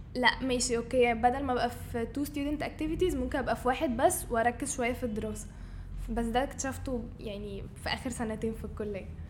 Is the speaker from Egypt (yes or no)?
yes; Cairo, Cairo Governorate, Egypt; انا من القاهره بس الروتس بتاعتي من اسوان